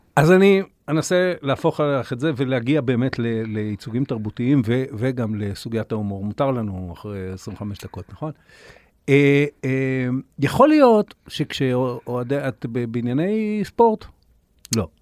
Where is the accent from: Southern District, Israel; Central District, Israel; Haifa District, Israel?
Haifa District, Israel; Kiryat Bialik; אני גדלתי בקריות, אה, בקריית ביאליק